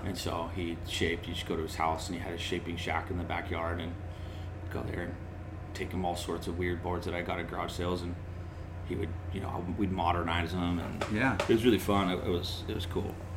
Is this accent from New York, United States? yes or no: no; North San Diego County, California, United States; I grew up in North San Diego County, inland a little bit